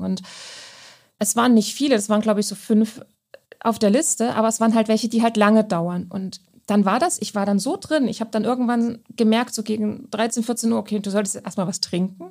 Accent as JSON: {"language": "German", "region": "Saxony-Anhalt", "country": "Germany", "tie": "born or raised there", "said": "ich komme ja gebürtig aus Sachsen-Anhalt"}